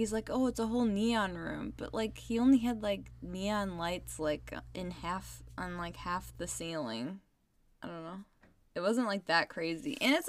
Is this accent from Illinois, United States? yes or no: yes; Chicago, Illinois, United States; accent: Chicago; My Chicago accent coming out.